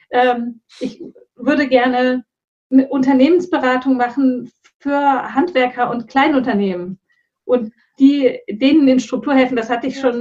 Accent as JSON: {"language": "German", "region": "Hesse", "country": "Germany", "moved": "yes", "said": "Und ich bin da ja auch noch umgezogen. Ich komme ja eigentlich auch aus dem Rhein-Main-Gebiet."}